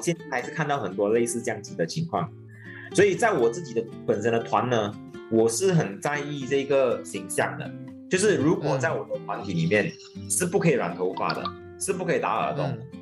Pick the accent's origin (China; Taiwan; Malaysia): Malaysia; Batu Pahat, Johor; moved away as an adult; now in Johor Bahru, Malaysia; 我来自柔佛八猪八峡